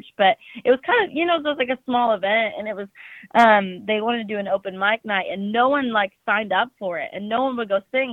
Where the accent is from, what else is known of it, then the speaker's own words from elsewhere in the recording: Stanwood, Washington, United States; moved away as an adult; also born or lived in Kirkland, Washington; now in Nashville, United States; it's a little town called Stanwood, it's a little farm town. And that's actually where I'm from